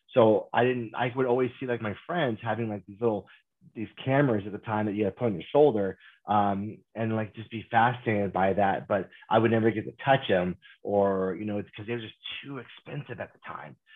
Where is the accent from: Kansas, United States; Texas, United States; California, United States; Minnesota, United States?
Kansas, United States; moved away as an adult; growing up in Kansas, there's no film industry